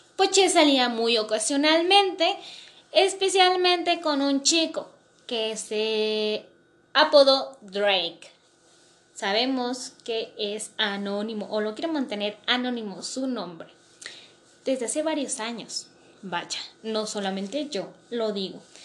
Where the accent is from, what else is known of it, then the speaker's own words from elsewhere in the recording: Mexico; yo soy de México